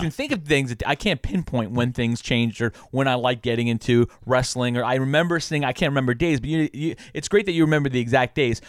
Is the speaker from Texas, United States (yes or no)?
no; Long Island, New York, United States; I grew up on Long Island